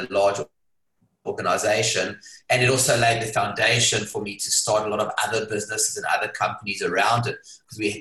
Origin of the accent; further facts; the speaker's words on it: South Africa; moved away as an adult; now in Hong Kong; I was born in South Africa. If you can't tell from the accent, it's a bit of a giveaway. I left Hong Kong I left South Africa at the age of 25